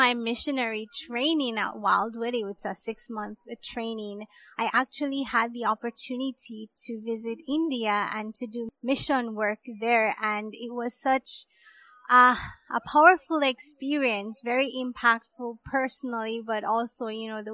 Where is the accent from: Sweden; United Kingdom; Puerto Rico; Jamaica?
Jamaica; moved away as an adult; now in Georgia, United States; I grew up in Jamaica.